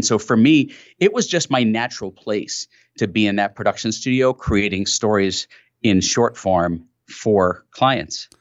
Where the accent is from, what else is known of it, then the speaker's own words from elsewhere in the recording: New York City, New York, United States; I grew up in New York City